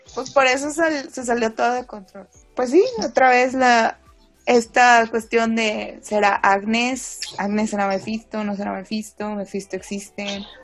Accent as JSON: {"language": "Spanish", "country": "Mexico", "said": "como somos de México"}